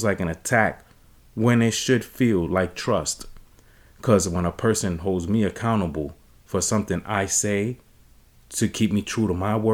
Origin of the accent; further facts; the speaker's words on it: New York City, New York, United States; I'm from the Bronx